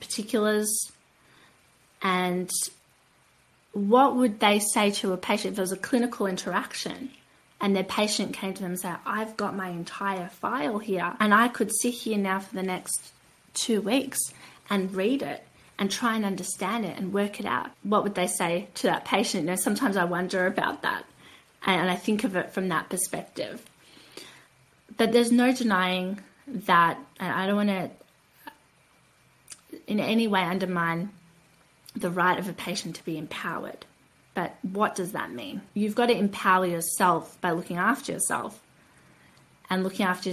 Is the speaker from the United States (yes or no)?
no; Australia; I come from Australia. Australia